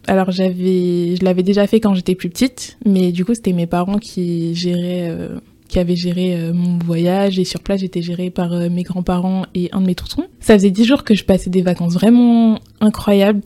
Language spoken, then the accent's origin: French; Strasbourg, Grand Est, France; moved away as an adult; also born or lived in Martinique / Paris; je suis née à Strasbourg et j'ai grandi à Strasbourg